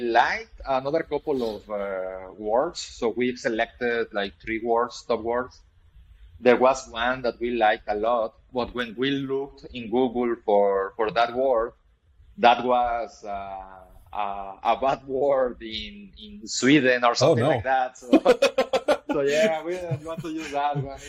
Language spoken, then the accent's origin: English; Mexico; I'm originally from Mexico